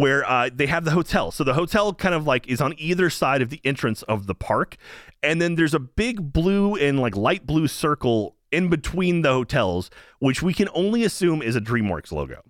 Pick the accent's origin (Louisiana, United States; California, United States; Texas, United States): Texas, United States; I'm born and raised in Texas